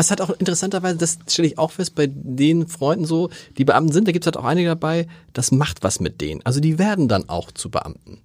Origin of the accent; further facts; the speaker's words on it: Hamburg, Germany; moved away; bin ich ja theoretisch gebürtiger Hamburger